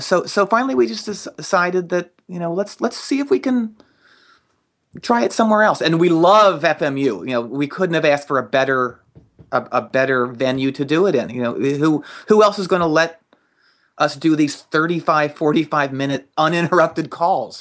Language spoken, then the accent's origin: English; just outside of Philadelphia, Pennsylvania, United States; I grew up just outside of Philadelphia